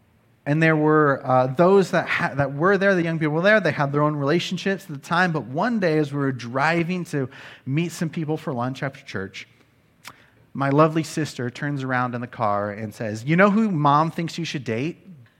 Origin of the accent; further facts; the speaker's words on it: Nebraska, United States; also born or lived in Texas / Wisconsin; now in California, United States; I was born in Texas, raised in Wisconsin, and grew up in Nebraska. And I could probably add that now California is my home, that I've been here for 10 years.